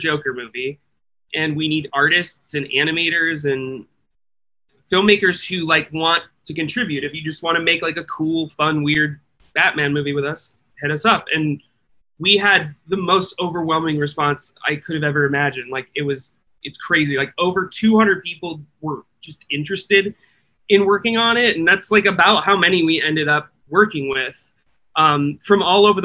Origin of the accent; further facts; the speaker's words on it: Midwest, United States; I grew up in the Midwest